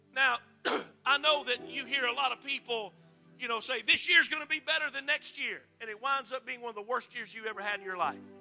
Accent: Mississippi, United States; moved away; I'm originally from Mississippi

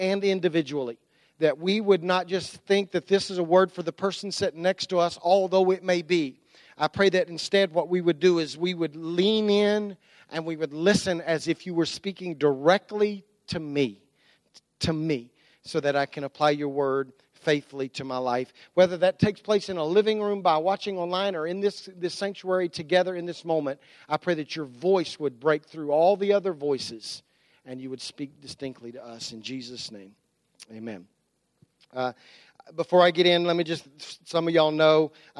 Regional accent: United States; I'm Christian before I'm American

